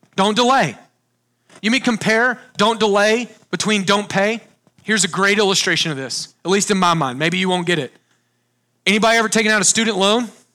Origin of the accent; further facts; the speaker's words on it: Texas, United States; I grew up on Lake Texoma, huge lake, about an hour north of Dallas